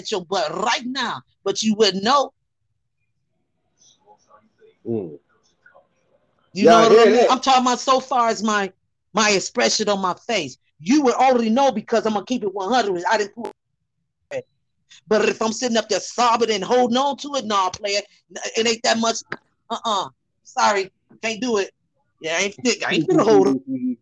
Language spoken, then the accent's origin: English; Chicago, Illinois, United States; moved away; also born or lived in Minneapolis, Minnesota; Growing up in Chicago